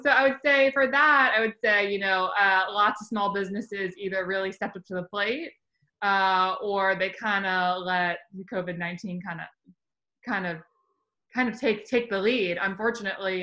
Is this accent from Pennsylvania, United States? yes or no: no; Virginia, United States; moved away; I'm from Virginia originally